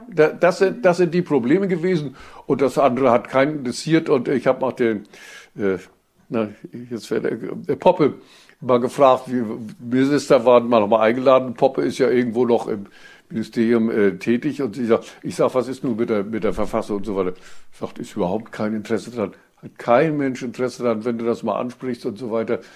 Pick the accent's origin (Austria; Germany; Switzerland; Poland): Germany; East Germany; also born or lived in Mecklenburg-Vorpommern; bei uns in der DDR